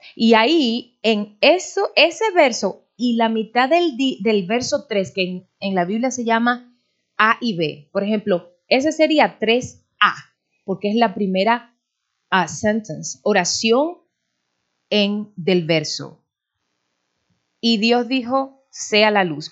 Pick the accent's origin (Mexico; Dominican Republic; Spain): Dominican Republic; moved away